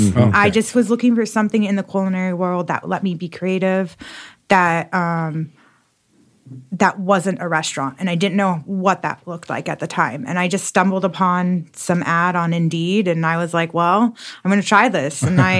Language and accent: English; California, United States; now in Austin, United States; No, I'm originally from California, but I've lived all over the, okay, United States. So I made my way here about 5 years ago